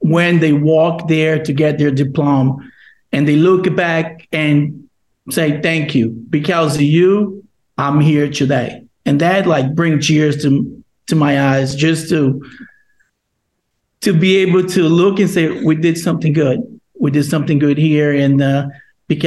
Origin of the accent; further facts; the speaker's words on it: Brazil; English is a second language; now in Long Island, United States; I'm from Brazil, and I was one of the L's. I was one of our students. I'm moved here from Brazil and by myself without any family members